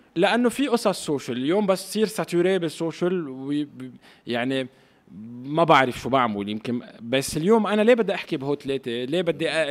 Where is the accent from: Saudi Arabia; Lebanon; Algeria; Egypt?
Lebanon; now in Paris, France; نحن كلبنانيه